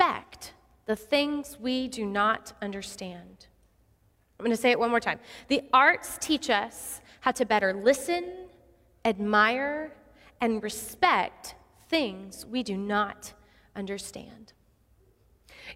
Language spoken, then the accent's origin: English; Odessa, Texas, United States; I grew up in Odessa, Texas